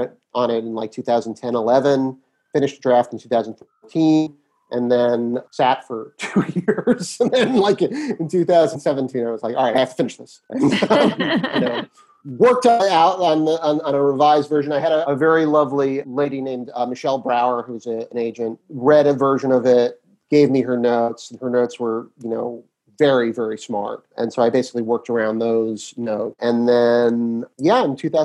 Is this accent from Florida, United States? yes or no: no; New York City, New York, United States; Grew up in Brooklyn Heights